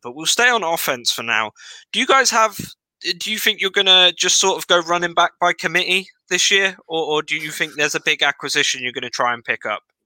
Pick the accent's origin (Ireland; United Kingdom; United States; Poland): United Kingdom; England; I was from England.